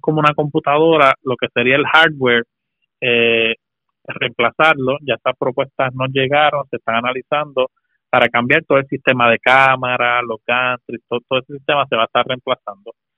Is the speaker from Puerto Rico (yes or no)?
yes; Moca, Puerto Rico; now in San Juan, Puerto Rico; Yo soy de Moca, estaba visitando este fin de semana de Pascua a, mi papá allá en Moca